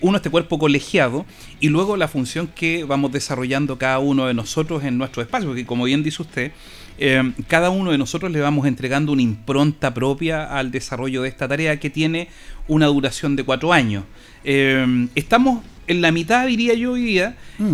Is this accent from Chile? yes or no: yes; Linares, Maule, Chile; yo soy hijo del Coya, viví aquí poquito más allá